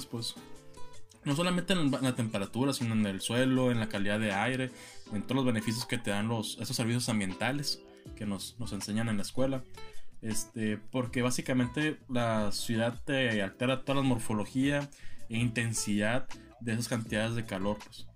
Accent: San Luis Río Colorado, Sonora, Mexico; moved away; mi tierra natal, San Luis Río Colorado

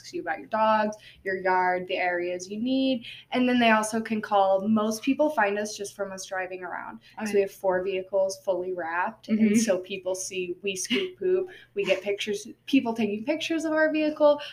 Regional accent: Tennessee, United States; now in Cache Valley, United States; I was born in Tennessee

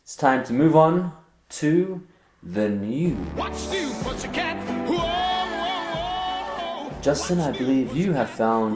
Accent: Australia; I'm from Australia.

